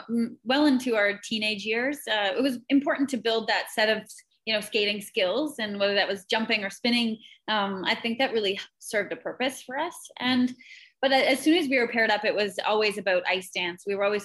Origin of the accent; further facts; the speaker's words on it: Canada; Being Canadian, it's in our blood, isn't it?